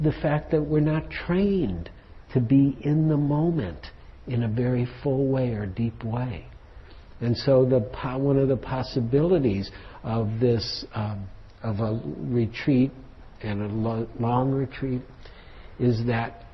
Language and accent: English; Detroit, Michigan, United States; I'm from Detroit.